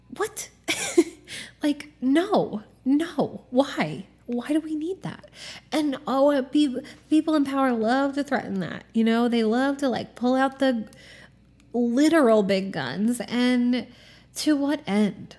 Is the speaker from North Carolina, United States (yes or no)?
no; Norfolk, Virginia, United States; I grew up in Norfolk, Virginia, which is a military town.